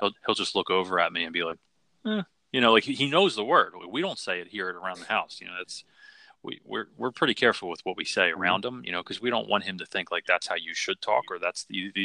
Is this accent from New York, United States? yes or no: no; Philadelphia, Pennsylvania, United States; I grew up in Philly in the city